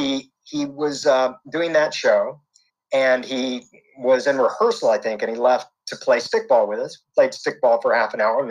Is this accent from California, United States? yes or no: no; Houston, Texas, United States; I grew up in Houston, Texas